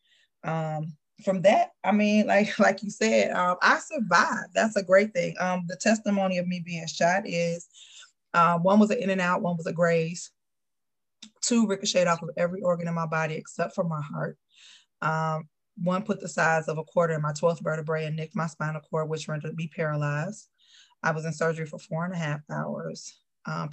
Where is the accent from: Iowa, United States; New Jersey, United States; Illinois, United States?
Illinois, United States; Chicago; I am Chicago born and bred